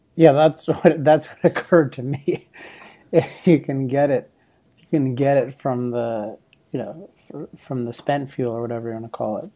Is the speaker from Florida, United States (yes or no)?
no; Maryland, United States; now in Laguna Beach, United States; my home state of Maryland, my old home state of Maryland